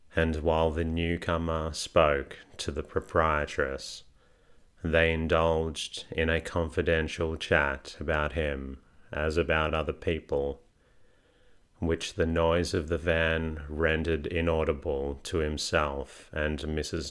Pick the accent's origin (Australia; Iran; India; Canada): Australia; I can confirm I am Australian, not British